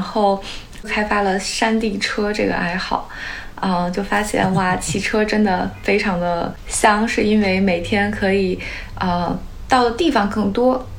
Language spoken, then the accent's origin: Chinese; China; now in San Francisco Bay Area, United States; 我小时候在国内